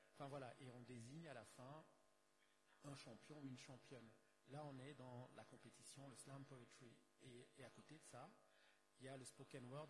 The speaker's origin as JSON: {"language": "French", "town": "Douala", "region": "Littoral", "country": "Cameroon", "tie": "born or raised there", "said": "Je suis né à Douala, j'ai grandi à Douala, donc Douala au Cameroun, pays d'Afrique centrale."}